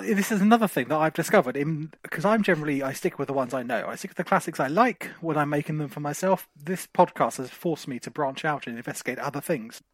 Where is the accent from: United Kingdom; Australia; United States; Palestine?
United Kingdom; Margate, South East England; I'm from Margate